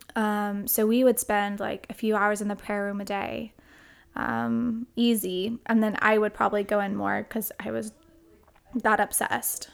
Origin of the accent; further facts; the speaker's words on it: Edmond, Oklahoma, United States; now in Texas, United States; I grew up in, um, First Edmond, Oklahoma